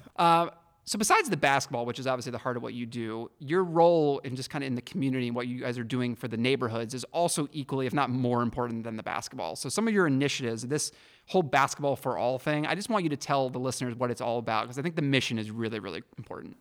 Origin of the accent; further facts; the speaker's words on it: Pittsburgh, Pennsylvania, United States; now in Detroit, United States; my hometown, Pittsburgh